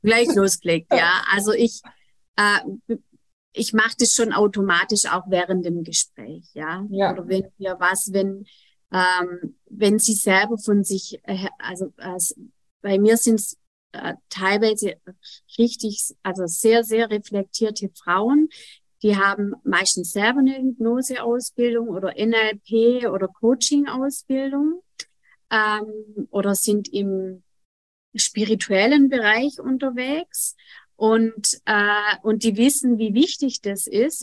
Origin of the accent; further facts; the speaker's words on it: Germany; bei uns in Deutschland